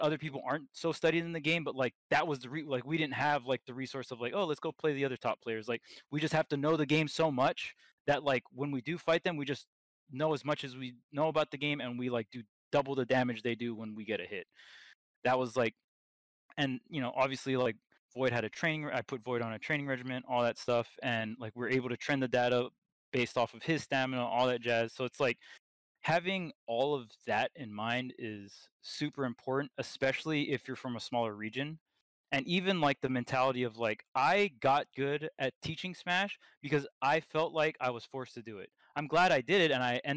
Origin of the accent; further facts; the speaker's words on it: Hawaii, United States; I was from Hawaii